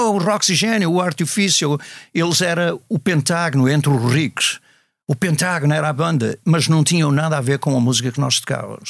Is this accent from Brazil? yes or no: no; Matosinhos, Norte, Portugal; moved away as an adult; now in United States; eu cresci numa escola católica, e, em Matosinhos